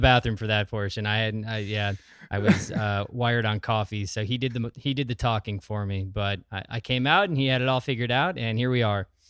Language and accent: English; Sheboygan, Wisconsin, United States; also born or lived in Wausau, Wisconsin; from Wisconsin, born in Wausau, Wisconsin. Most of my formative years were in the Sheboygan area.